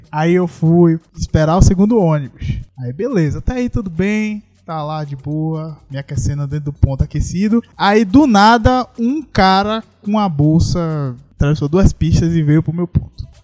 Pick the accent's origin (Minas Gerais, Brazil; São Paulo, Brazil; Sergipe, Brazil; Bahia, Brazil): Bahia, Brazil; Salvador; Aí eu, não, sou de Salvador.